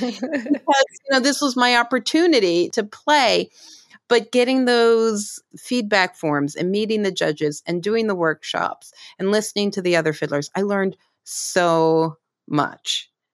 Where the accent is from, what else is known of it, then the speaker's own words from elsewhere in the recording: Pittsburgh, Pennsylvania, United States; I grew up in Pittsburgh